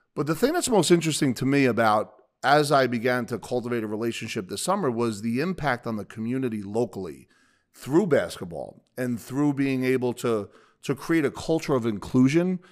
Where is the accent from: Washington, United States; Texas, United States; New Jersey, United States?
New Jersey, United States; Bayonne; I'll call it the Jersey Shore area 'cause I grew up in Bayonne